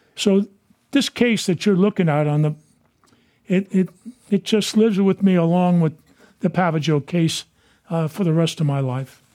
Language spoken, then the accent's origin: English; San Francisco, California, United States; Dan White and I grew up in Portland Playground